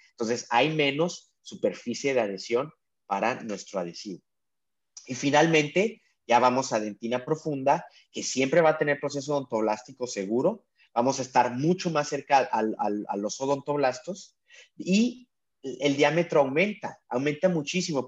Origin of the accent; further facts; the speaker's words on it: Mexico; moved away as an adult; now in San Diego, United States; soy mexicano y trabajo acá de ilegal, no, no te creas, este de, pero sí, trabajo en San Diego, California